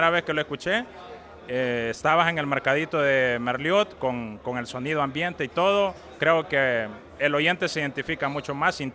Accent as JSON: {"language": "Spanish", "country": "El Salvador", "said": "como salvadoreño"}